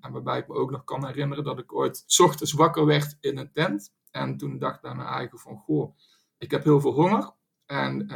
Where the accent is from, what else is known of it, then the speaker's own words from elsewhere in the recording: Eindhoven, North Brabant, Netherlands; als Eindhovenaar